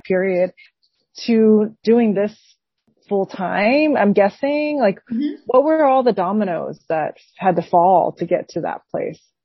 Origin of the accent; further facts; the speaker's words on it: Taiwan; I'm from Taiwan